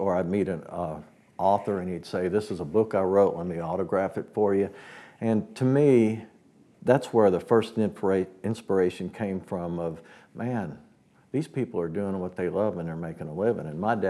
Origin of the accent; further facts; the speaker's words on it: Woodstock, New York, United States; moved away; also born or lived in Nashville; I was born in Woodstock, New York, before it was Woodstock, New York. But the great thing about that was it was an artistic community already.